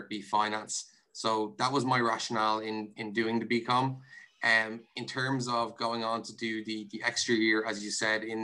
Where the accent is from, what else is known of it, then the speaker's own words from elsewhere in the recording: Meath / North County Dublin border, Leinster, Ireland; I grew up in the countryside on the Meath, North County Dublin border